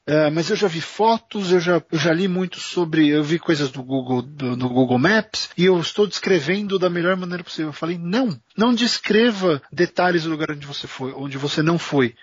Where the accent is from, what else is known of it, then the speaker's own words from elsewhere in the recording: São Paulo, Brazil; nós dois somos de São Paulo.